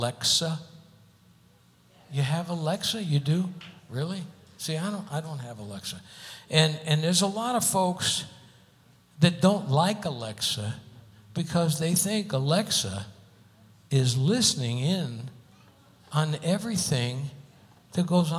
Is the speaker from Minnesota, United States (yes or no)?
no; Hartford, Connecticut, United States; now in Las Vegas, United States; my hometown, Hartford, Connecticut